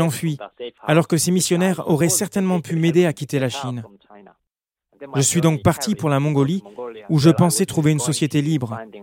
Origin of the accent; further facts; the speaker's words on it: North Korea; now in Europe; j'ai grandi en Corée du Nord dans un régime tyrannique vraiment fermé à l'Évangile